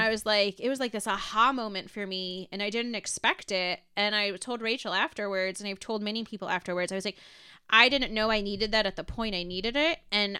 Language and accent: English; Solon, Ohio, United States; And I'm from Cleveland. So I was like, I want to help you with Cleveland. Like, that's my bread and butter. Mm-hmm. It's my hometown.